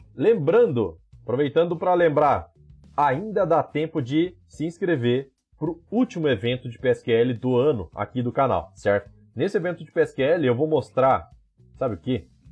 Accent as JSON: {"language": "Portuguese", "town": "Campo Grande", "region": "Mato Grosso do Sul", "country": "Brazil", "said": "Eu sou de Campo Grande aqui também"}